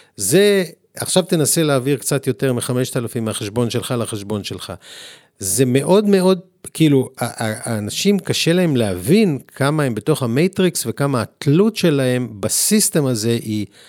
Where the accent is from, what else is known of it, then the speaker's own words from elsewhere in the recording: Tel Aviv, Tel Aviv District, Israel; אני עוד גדלתי בעולם שפה לא רחוק מאיפה שאנחנו מקליטים, ברחוב לילינבלום